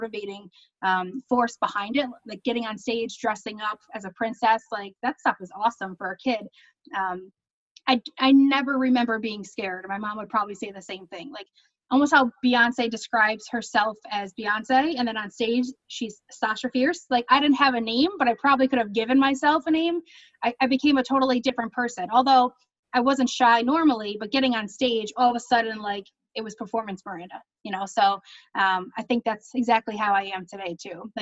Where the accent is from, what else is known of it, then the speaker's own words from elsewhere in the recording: Troy, New York, United States; also born or lived in Manhattan; I'm from Troy, so I was Miss Uncle Sam.